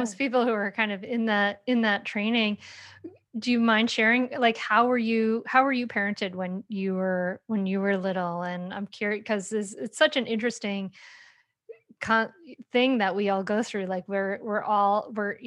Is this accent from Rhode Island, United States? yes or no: yes; Rhode Island, United States; a white woman born and raised in Rhode Island